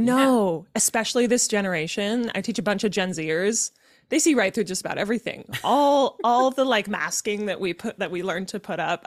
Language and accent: English; Utah, United States; I was born and raised in Utah in a Mormon family